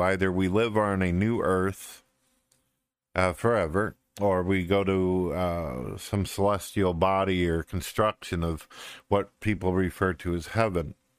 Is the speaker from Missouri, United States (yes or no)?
yes; St. Louis, Missouri, United States; I was originally born in St. Louis, Missouri. I lived in the city for quite a few years, pretty much in the ghetto, the shank of uh, St. Louis, and then uh, ended up moving up into the countryside